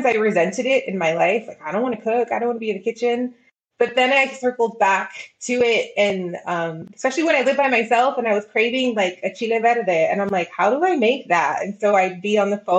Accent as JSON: {"language": "English", "town": "El Paso", "region": "Texas", "country": "United States", "tie": "born or raised there", "said": "I was very blessed by growing up here."}